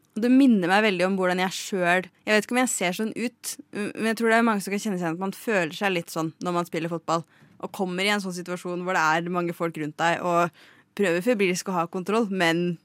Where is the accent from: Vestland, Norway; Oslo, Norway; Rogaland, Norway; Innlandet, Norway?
Innlandet, Norway; Lillehammer; vi er jo fra Lillehammer.